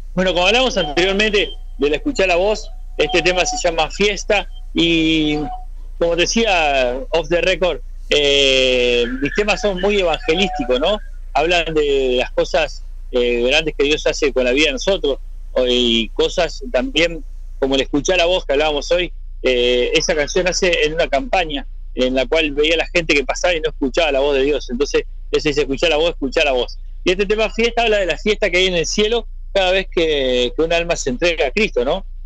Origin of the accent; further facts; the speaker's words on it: Montevideo, Uruguay; es el cerro de Montevideo, es mi barrio donde yo nací